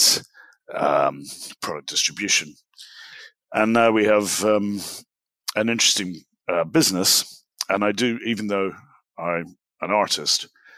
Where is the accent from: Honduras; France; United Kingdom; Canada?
United Kingdom; Glasgow, Scotland; I'm from Glasgow in Scotland. I'm speaking to you from Dallas, Texas